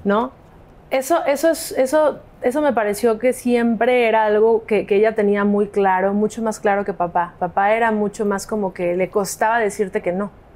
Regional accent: Mexico; also born or lived in Los Angeles, United States; en Estados Unidos. Entonces nos mudamos ahí en esa época un montón de tiempo a México

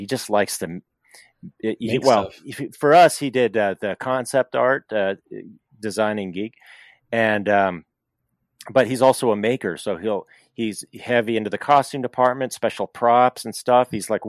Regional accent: California, United States; I grew up in California, and I'm a California boy

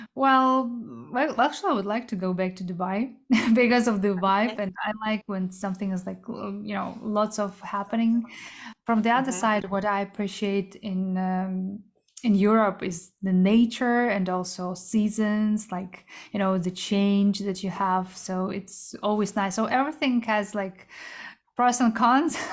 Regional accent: Kazakhstan; moved away; also born or lived in South Korea; I was born in Central Asia in Kazakhstan, but I'm Korean.

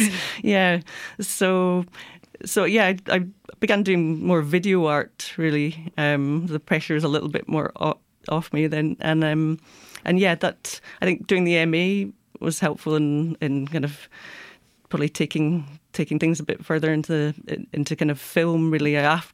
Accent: Glasgow, Scotland, United Kingdom; accent: Scottish; I'm originally from Glasgow in Scotland.

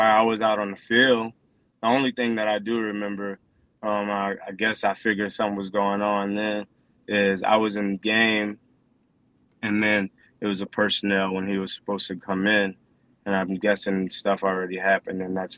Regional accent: New Orleans area, Louisiana, United States; moved away; my hometown

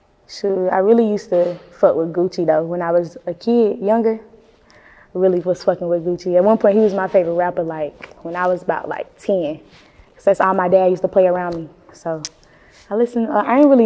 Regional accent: Winston-Salem, North Carolina, United States; I'm from the Trey. The Trey is Winston-Salem, but the nickname for it is Trey Foe.

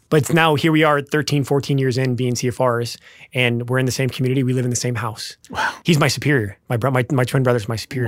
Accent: Lincoln, Nebraska, United States; also born or lived in Wichita, Kansas; We grew up in Nebraska. Actually, born in Wichita, Kansas, but grew up in Nebraska

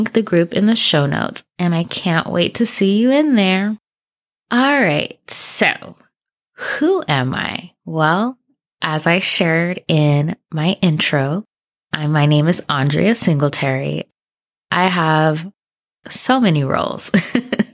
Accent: Southern California, United States; also born or lived in San Diego; I'm from Southern California

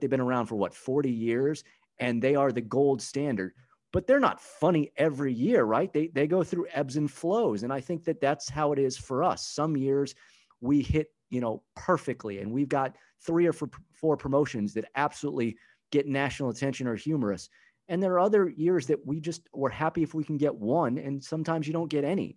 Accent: Southern California, United States; now in St. Paul, United States; born and raised in Southern California

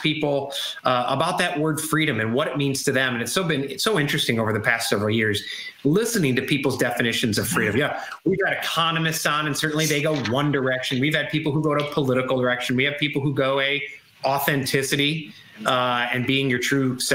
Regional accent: Chicago, Illinois, United States; moved away; also born or lived in Virginia; I grew up in Chicago

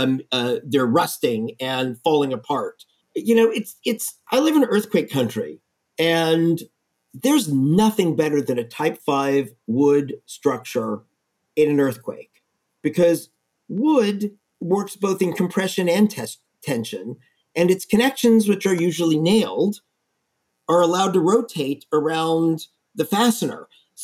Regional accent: Texas, United States; I'm from Texas. There's so many buildings out in the prairie that have metal roofs that are still standing from back then.

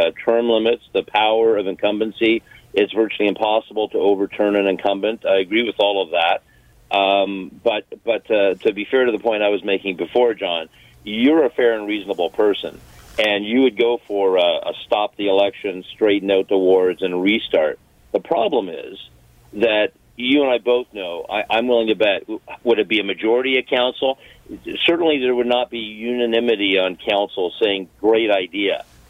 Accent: Hamilton, Ontario, Canada; I'm from Hamilton

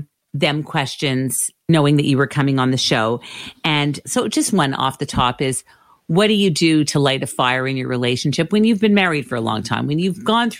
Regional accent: Canada; I'm Canadian

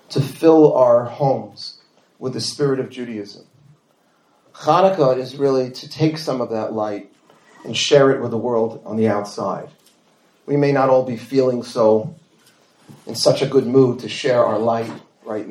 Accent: New York City, New York, United States; We grew up in Forest Hills, Queens

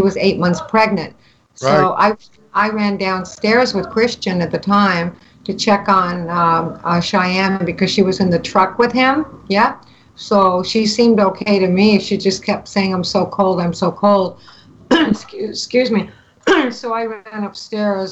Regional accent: Canada; I'm from Canada

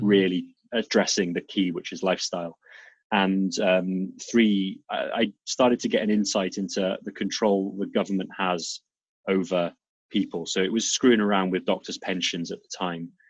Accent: South Wales, United Kingdom; accent: Welsh; moved away as an adult; also born or lived in Serbia / North of England; now in Lisbon, Portugal; most of my most of my life in two cities in in South Wales

